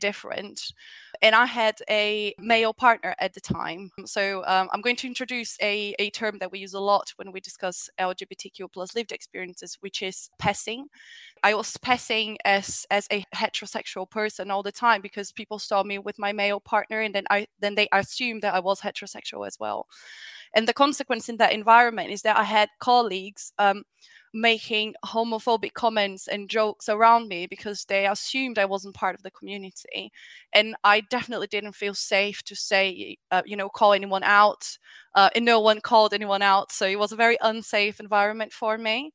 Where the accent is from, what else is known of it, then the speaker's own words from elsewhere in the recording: Brazil; moved away; I come from Brazil originally, but I was raised in a very open-minded family